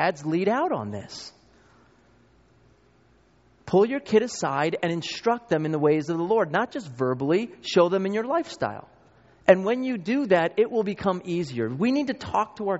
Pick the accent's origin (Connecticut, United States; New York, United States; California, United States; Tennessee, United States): New York, United States; I grew up in New York